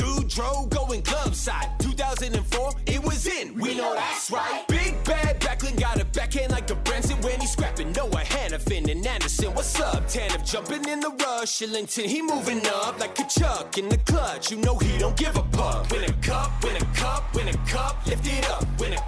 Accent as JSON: {"language": "English", "town": "Calgary", "region": "Alberta", "country": "Canada", "tie": "born or raised there", "said": "On my birth certificate says I was born in Calgary"}